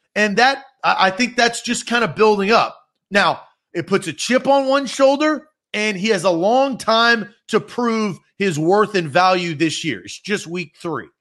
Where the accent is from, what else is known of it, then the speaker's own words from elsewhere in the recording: Nashville, Tennessee, United States; I was born and raised in Nashville